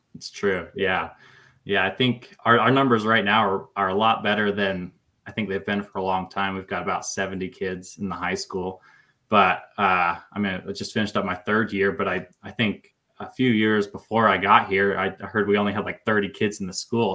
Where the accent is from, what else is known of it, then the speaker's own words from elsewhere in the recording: Gooding, Idaho, United States; now in Fairfield, United States; I grew up in Gooding. That's where I graduated from and lived till I went to college